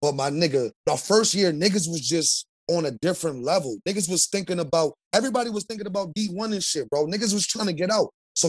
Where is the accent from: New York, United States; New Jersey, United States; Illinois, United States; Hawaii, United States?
New Jersey, United States; I'm from Jersey, brother.